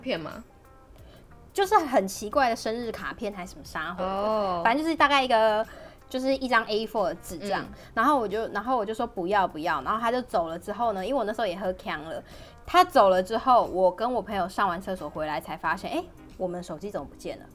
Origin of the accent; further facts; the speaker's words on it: Taiwan; moved away; 身为一个台湾人